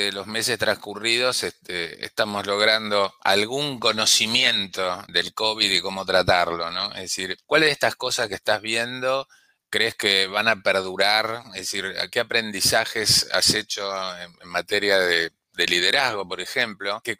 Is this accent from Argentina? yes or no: yes; Argentina; porque somos los dos argentinos